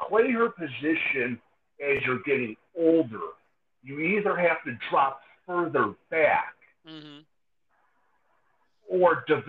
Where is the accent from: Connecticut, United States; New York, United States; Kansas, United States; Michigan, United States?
New York, United States; oh yeah, and I'm a New Yorker on top of that.